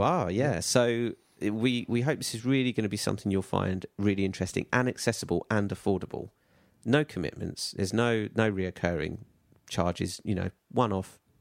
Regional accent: United Kingdom; we're British

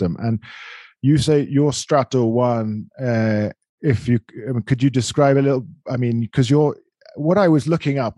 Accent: London, United Kingdom; also born or lived in San Diego; now in Bogota, Colombia; I'm from London

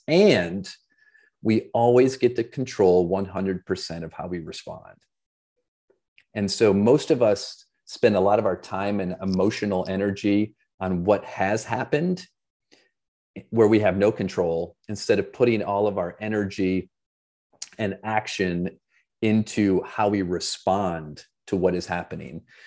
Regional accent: Flint, Michigan, United States; I grew up in Flint, Michigan

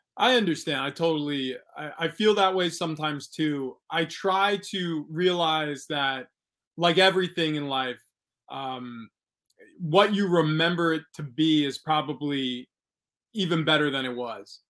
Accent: Long Island, New York, United States; moved away as an adult; also born or lived in Pennsylvania / New England / Arizona / San Diego; I grew up in New York.

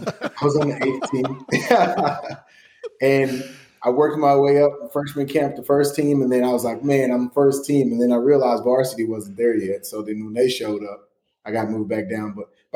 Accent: Chapel Hill, Texas, United States; born and raised in East Texas, east of Tyler, out in the country, Chapel Hill. So County Road 25.

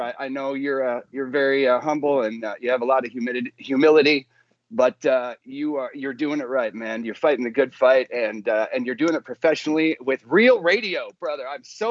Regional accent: North Dakota, United States; moved away as an adult; now in Nashville, United States; I'm originally from North Dakota

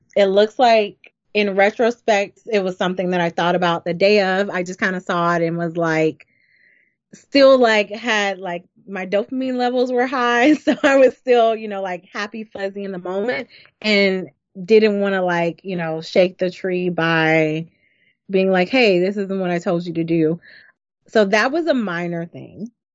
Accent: Deep South, United States; We're from the Deep South

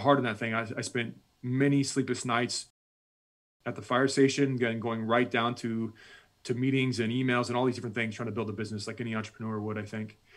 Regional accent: United States; I'm this American, I'm a combat veteran at this point

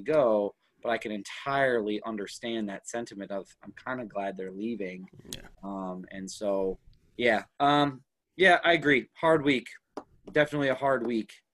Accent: Minneapolis, Minnesota, United States; also born or lived in Baltimore, Maryland / Houston, Texas; I lived in Houston for about four years before we moved up to the Twin Cities. So Twin Cities has always been home for me

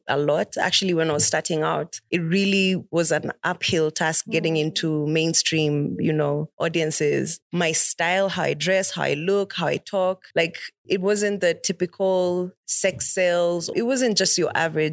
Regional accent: Nairobi, Kenya; I'm from Buru, East Lands.

